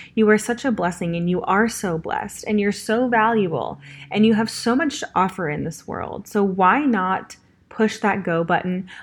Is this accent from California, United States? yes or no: yes; Los Angeles, California, United States; accent: Valley Girl; moved away as an adult; now in Nashville, United States; I am from Los Angeles, California